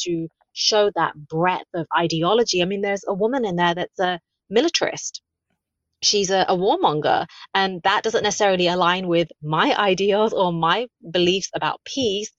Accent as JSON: {"language": "English", "region": "London", "country": "United Kingdom", "tie": "born or raised there", "also_born_or_lived": "the Midlands", "said": "I was born in the Midlands to immigrant parents, and then I grew up in London"}